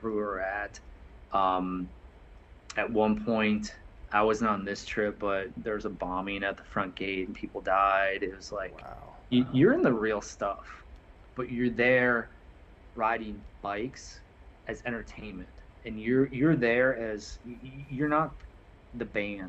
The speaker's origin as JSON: {"language": "English", "town": "Altamonte Springs", "region": "Florida", "country": "United States", "said": "I'm like, Altamont Springs"}